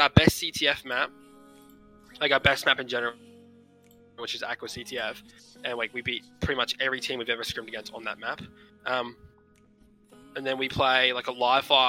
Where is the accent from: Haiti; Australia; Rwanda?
Australia; Brisbane, Queensland; we're all from Brisbane